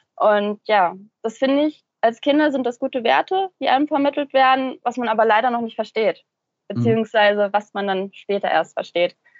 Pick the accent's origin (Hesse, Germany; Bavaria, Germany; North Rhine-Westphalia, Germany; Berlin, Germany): Hesse, Germany; Central; ich komme aus Mittelhessen